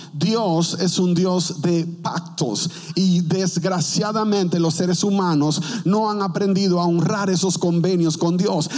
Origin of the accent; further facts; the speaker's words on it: Dominican Republic; also born or lived in Fort Worth, Texas; now in Grand Prairie, United States; en mi país, República Dominicana